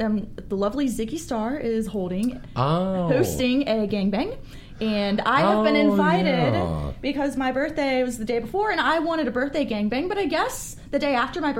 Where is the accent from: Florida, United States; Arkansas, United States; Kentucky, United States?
Florida, United States; Orlando; now in Los Angeles, United States; I'm also from Orlando